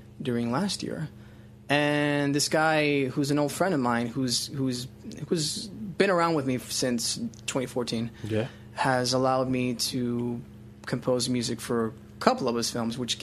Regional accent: Miami, Florida, United States; I'm from Miami

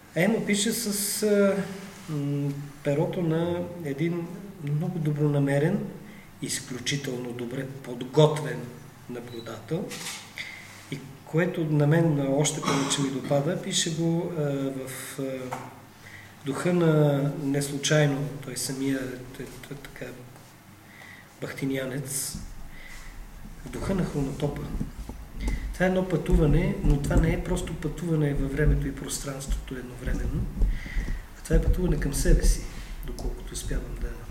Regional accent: Bulgaria; аз съм българин

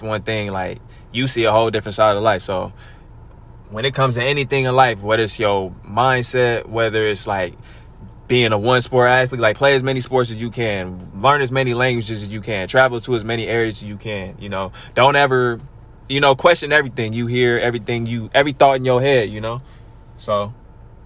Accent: Stockton, California, United States; we are from Stockton

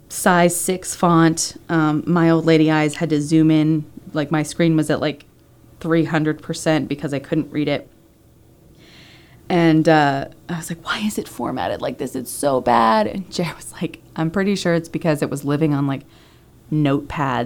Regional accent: Pennsylvania, United States; those are the two main schools in my home state of Pennsylvania.

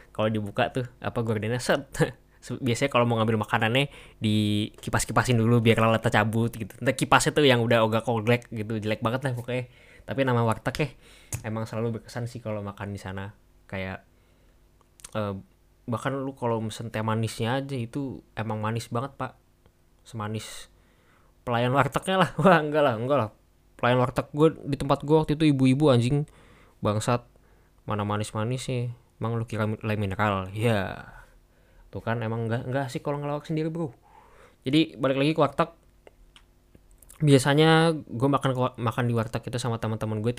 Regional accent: Indonesia; karena kita orang Indo ya jadi kalau nyicipin makanan Indo sendiri

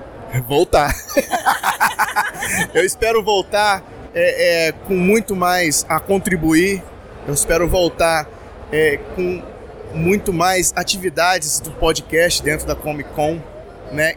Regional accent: Espírito Santo, Brazil; eu sou do Espírito Santo

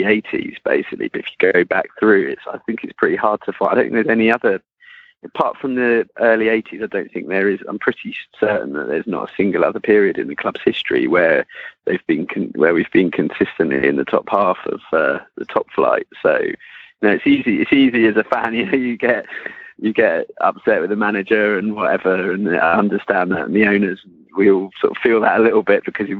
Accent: Hampshire, South East England, United Kingdom; I grew up in Hampshire

